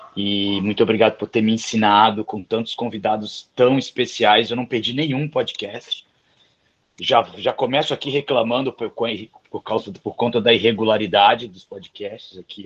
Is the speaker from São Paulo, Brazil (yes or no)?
no; Vitória, Espírito Santo, Brazil; Eu sou capixaba de Vitória, nascido e criado